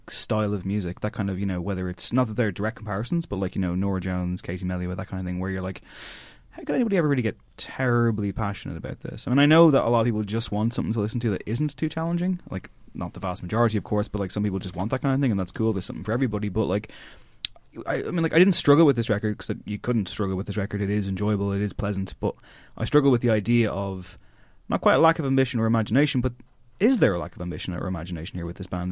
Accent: Drogheda, Leinster, Ireland; growing up in Drogheda

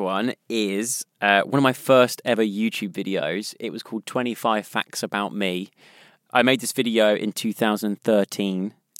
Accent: South West England, United Kingdom; accent: West Country; It's so weird how watching that back and seeing my accent's kind of changed.

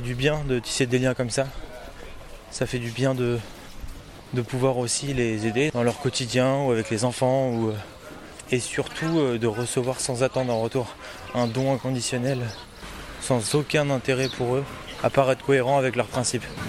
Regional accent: France; en tant que Français

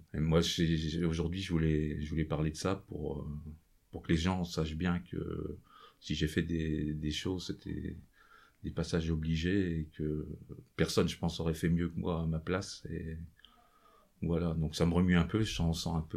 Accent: Nevers, Bourgogne-Franche-Comté, France; Je suis originaire de Nevers. J'ai passé mon enfance euh, sur cette région.

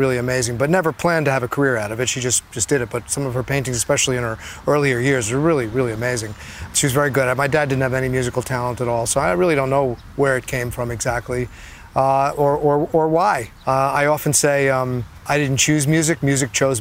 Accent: Edison, New Jersey, United States; I grew up in Edison, New Jersey

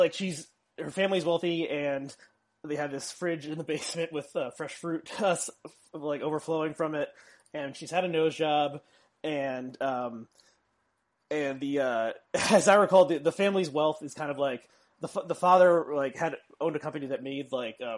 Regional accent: South Orange, New Jersey, United States; I grew up in South Orange, which borders Newark.

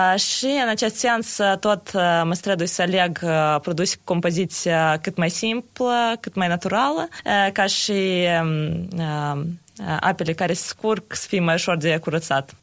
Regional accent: Chișinău, Moldova; sunt din Chișinău

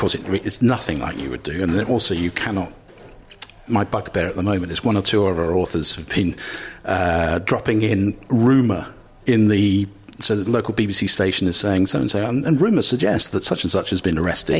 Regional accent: Cambridge, East of England, United Kingdom; I'm from Cambridge.

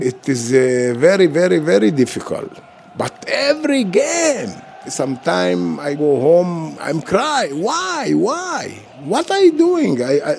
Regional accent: Jaffa, Tel Aviv District, Israel; English is a second language; I'm from Jaffa, go to the Olympic Games with the national team.

